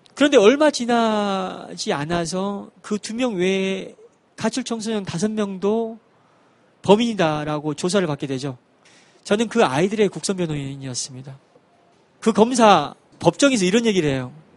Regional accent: Wando, South Jeolla, South Korea; 전라도 완도에서 배를 타고 들어가는 섬에서 태어나고 자랐습니다

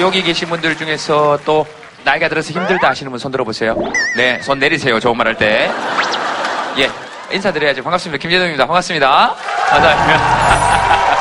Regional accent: Yeongcheon, North Gyeongsang, South Korea; 제 고향인데.

